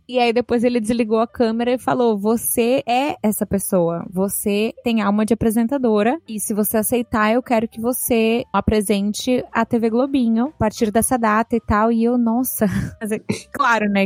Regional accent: São Paulo, Brazil; moved away as an adult; now in Miami, United States; a gente morava é, ali no Alto da Lapa, né? Então não sei se você conhece a cidade de São Paulo

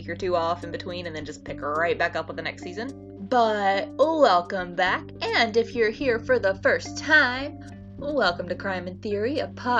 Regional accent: North Carolina, United States; we're from North Carolina

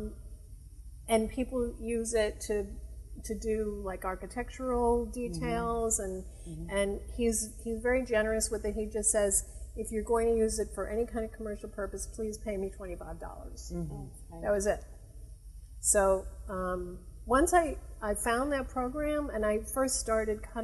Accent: Miami, Florida, United States; also born or lived in Chicago; growing up in Miami, I mean, I moved here when I was 8 years old

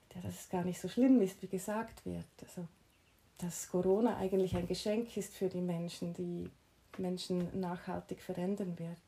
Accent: Switzerland; moved away as an adult; now in Mallorca, Spain; dass ich in der Schweiz groß geworden bin und meine Ausbildung gemacht habe

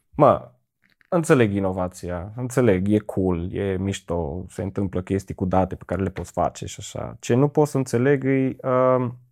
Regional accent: Cluj-Napoca, Cluj County, Romania; Din Cluj.

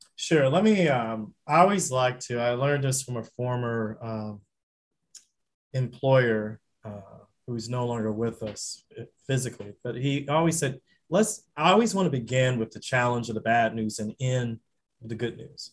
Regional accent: Florida, United States; also born or lived in Louisiana; now in Michigan, United States; I grew up in Florida

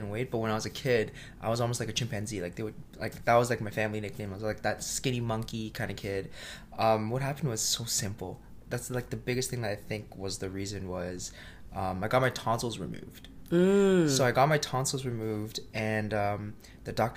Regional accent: Mississauga, Ontario, Canada; I'm born and raised in Mississauga.

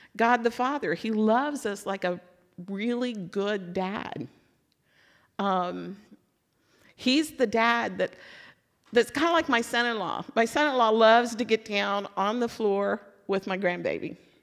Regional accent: Louisville, Kentucky, United States; so I'm from Louisville

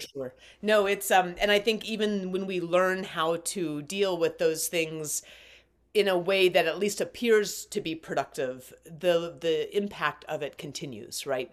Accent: Alaska, United States; I was grown up, grew up in Alaska. I was born in Alaska

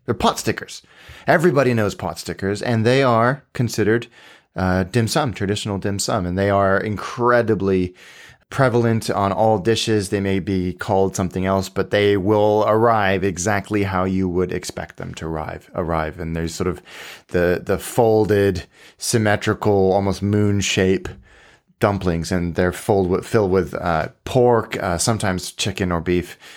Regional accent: Hong Kong; when I was a kid growing up in Hong Kong

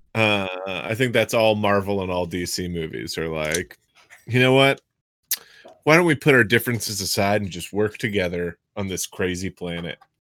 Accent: Massachusetts, United States; I'm from Massachusetts

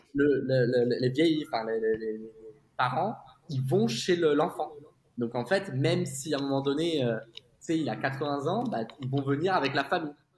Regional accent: south of France, France; moved away as an adult; now in Singapore; on est originaire du sud de la France

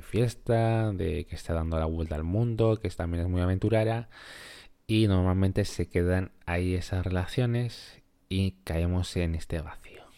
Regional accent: Peru; moved away; mi país de origen, que ya te adelanto, que es Perú.

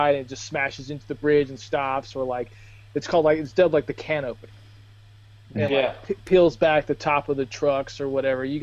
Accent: Durham, North Carolina, United States; my home, my hometown of uh, Durham

